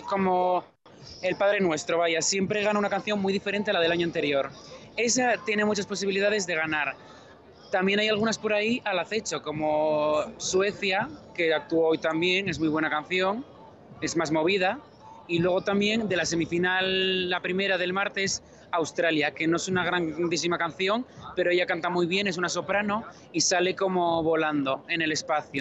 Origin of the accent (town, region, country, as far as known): Spain; now in Israel